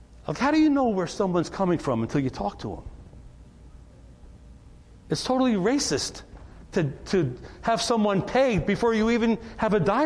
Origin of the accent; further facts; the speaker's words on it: New York, United States; moved away; also born or lived in North Carolina; I'm from New York